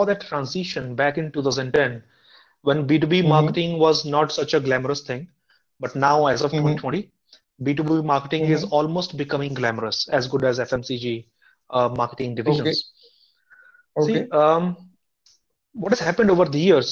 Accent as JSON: {"language": "English", "country": "India", "also_born_or_lived": "United States / South Korea", "moved": "yes", "said": "as an Indian person educated in the US"}